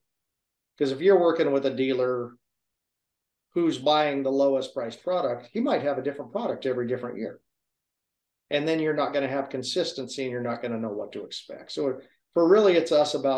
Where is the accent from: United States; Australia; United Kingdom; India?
United States; Oregon; I'm from Oregon.